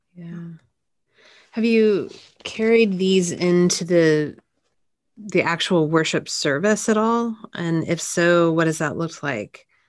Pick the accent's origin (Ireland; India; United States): United States; Texas; also born or lived in Washington, D.C.; I'm from Texas